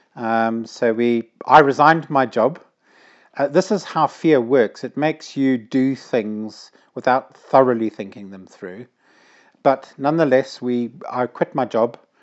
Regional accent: Zimbabwe; moved away as an adult; now in United Kingdom; growing up in Zimbabwe, we were not allowed to have fireworks

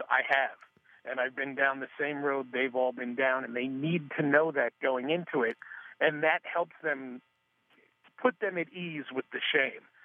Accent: New York area, United States; moved away; the New York area, which is where I was born and raised

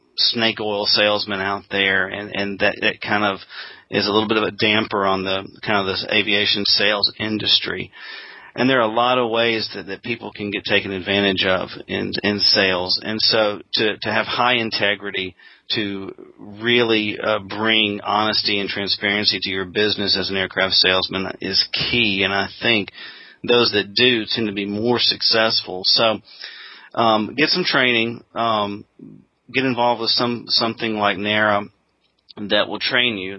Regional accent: Jackson, Mississippi, United States; also born or lived in Auburn, Alabama; my hometown of Jackson, Mississippi

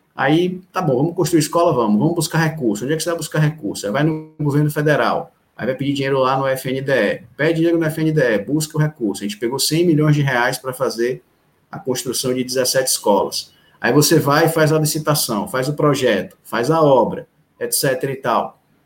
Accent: Salvador, Bahia, Brazil; also born or lived in Recife; eu sou de Recife, mas eu moro aqui em Salvador sempre desde de um ano de idade, então minha vida inteira foi foi aqui em Salvador

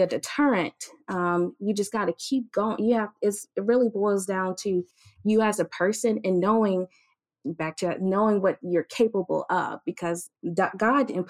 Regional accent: the South, United States; now in Tuskegee, United States; growing up in the South

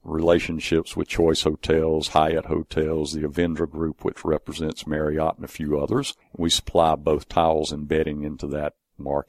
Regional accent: Griffin, Georgia, United States; I'm from Griffin. I actually worked for a large textile company there, Dundee Mills, for many years. After I got out of Griffin High

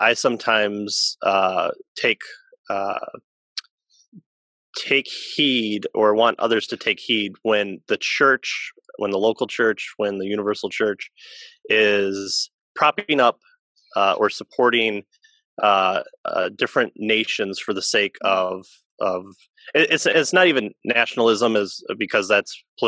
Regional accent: United States; we as American Christians here

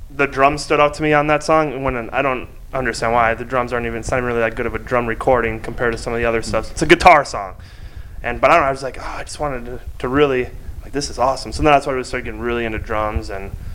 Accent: Minnesota, United States; I'm from Minnesota

